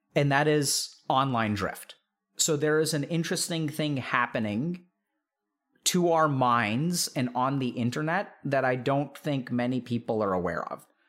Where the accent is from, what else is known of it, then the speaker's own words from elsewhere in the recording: Texas, United States; growing up in Texas